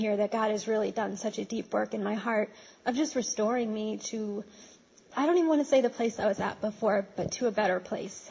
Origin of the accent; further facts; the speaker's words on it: Poughkeepsie, New York, United States; moved away as an adult; also born or lived in Brooklyn, New York; I'm originally from Poughkeepsie, but I went away to school out of state, and I've lived a couple of different places.